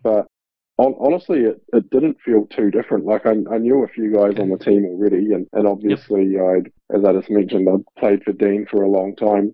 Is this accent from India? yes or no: no; New Zealand; moved away as an adult; now in Melbourne, Australia; I'm a New Zealander